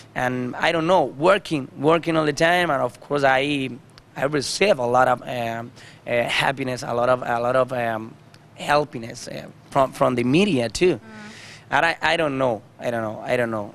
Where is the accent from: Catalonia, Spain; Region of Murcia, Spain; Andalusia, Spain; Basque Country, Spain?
Andalusia, Spain; Almería; English is a second language; I was born in Andalusia, you know, in Almeria